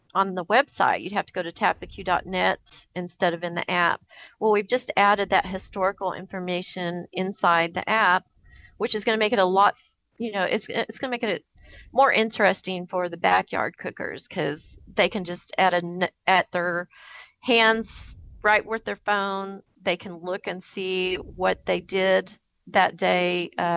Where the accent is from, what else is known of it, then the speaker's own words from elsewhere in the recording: Kansas City, Missouri, United States; We are from Kansas City, Missouri, which is like a big barbecue spot here in the U.S.